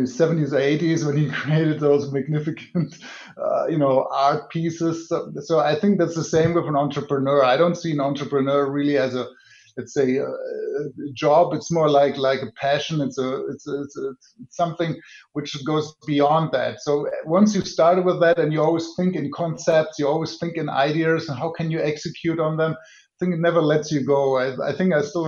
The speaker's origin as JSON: {"language": "English", "country": "Germany", "moved": "as an adult", "lives_now": "Silicon Valley, United States", "said": "originally, I'm from Germany, but I live in the Silicon Valley now since almost 12 years"}